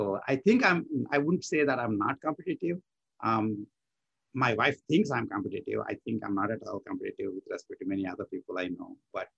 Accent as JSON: {"language": "English", "country": "India", "tie": "born or raised there", "moved": "yes", "said": "I grew up in India and went through all these competitive exams and so on."}